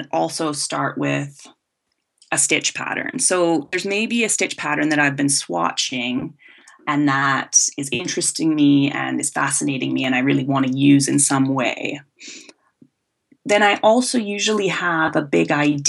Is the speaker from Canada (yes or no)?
yes; Vancouver Island, west coast of Canada, British Columbia, Canada; I came from the west coast of Canada. I was born on Vancouver Island, and I think I was always crafty growing up